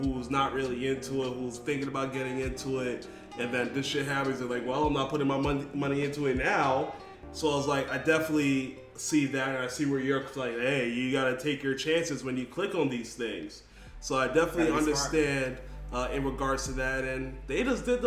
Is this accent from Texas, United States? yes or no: no; New York, United States; I'm from New York